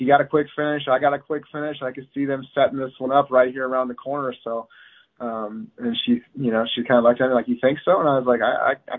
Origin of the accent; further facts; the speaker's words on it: Pacific Northwest, United States; I'm the guy from the Pacific Northwest that's never left, that's still repping it.